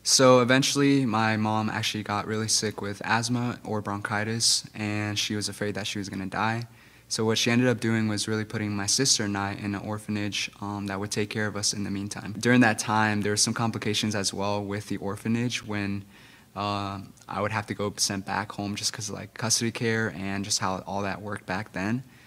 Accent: Guatemala; English is a second language; I grew up in Guatemala

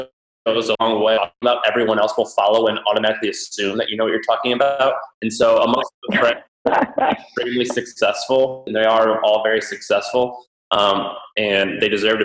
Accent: Missouri, United States; moved away; I was raised in Missouri

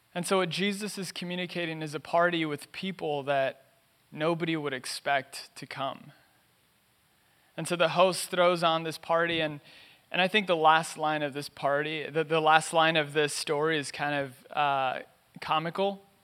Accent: Los Angeles, California, United States; I was born and raised in East L

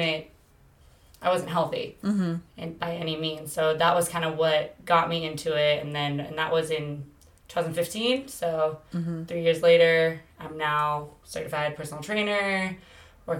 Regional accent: Bay Area, Northern California, United States; moved away as an adult; now in Southern California, United States; I'm originally from the Bay Area, Northern California, and I moved down here to go play softball for college.

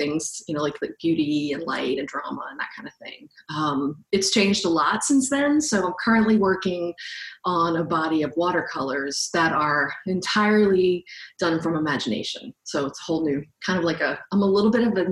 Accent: New Orleans, Louisiana, United States; also born or lived in Los Angeles, California; now in California, United States; I am originally from New Orleans, but I have lived in California for a while

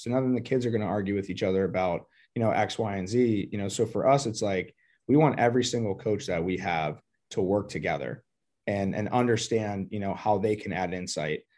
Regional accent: Pittsburgh, Pennsylvania, United States; I'm originally from Pittsburgh, Pennsylvania. Um, grew up there

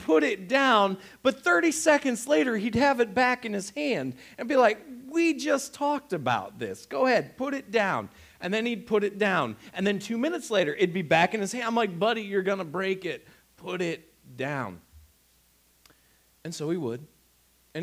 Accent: Northeast Ohio, United States; we're also from Northeast Ohio

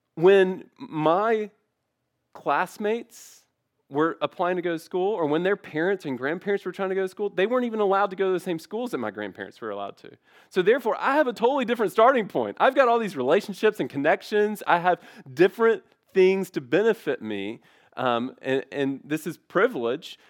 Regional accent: Memphis, Tennessee, United States; growing up in Memphis

